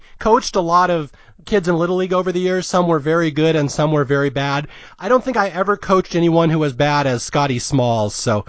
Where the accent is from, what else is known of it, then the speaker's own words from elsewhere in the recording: Seattle, Washington, United States; I am from Seattle. I grew up in the kingdom